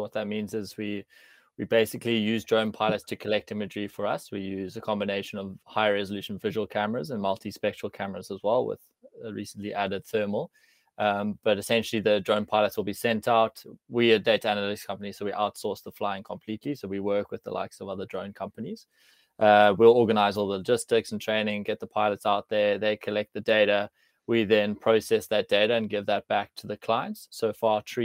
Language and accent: English; Cape Town, Western Cape, South Africa; also born or lived in London / Amsterdam / Sydney; I'm from Cape Town. I grew up here, studied here